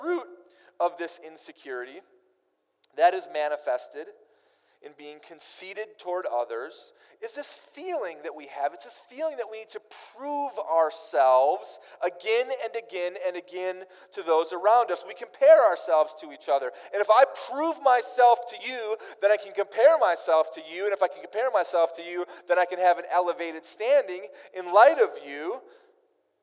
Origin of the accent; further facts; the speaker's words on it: Minnesota, United States; I grew up in Minnesota